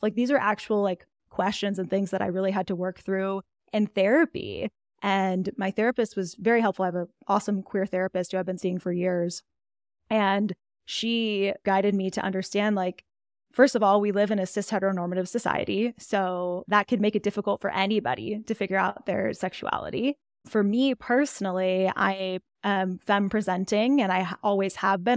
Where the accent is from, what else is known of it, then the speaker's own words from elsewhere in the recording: Dallas, Texas, United States; moved away as an adult; also born or lived in Austin, Texas; now in Colorado, United States; I'm, like, a Texan through and through. I grew up in the Dallas area